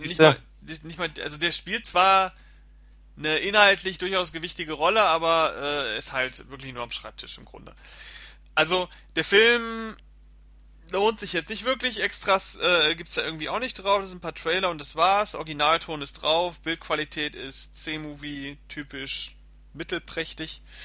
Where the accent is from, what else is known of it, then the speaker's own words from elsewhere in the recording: Germany; bei uns in Deutschland